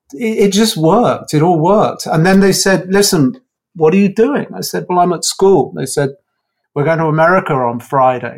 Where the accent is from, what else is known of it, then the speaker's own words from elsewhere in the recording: Croydon, London, United Kingdom; also born or lived in Redhill; I was sort of knocking around Croydon. So, and then moved to London, I think when we were about 15